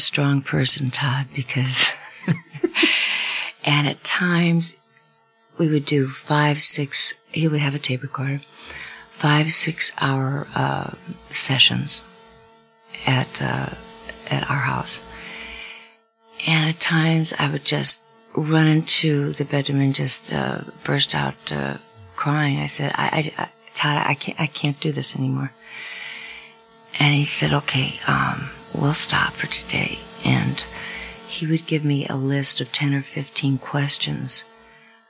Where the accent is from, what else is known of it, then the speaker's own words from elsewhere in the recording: Sweden; I'm Swedish, reserved. I was born in Sweden